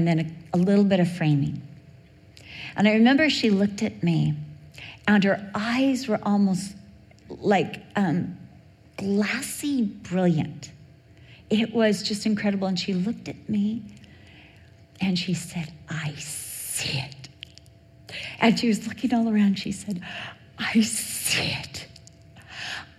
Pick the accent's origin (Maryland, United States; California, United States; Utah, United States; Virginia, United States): California, United States; Newport Beach; I was raised in Newport Beach. I went to Newport Heights Elementary